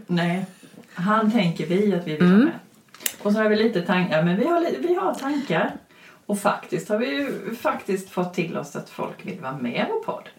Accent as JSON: {"language": "Swedish", "town": "Växjö", "region": "Kronoberg County", "country": "Sweden", "said": "från Växjö."}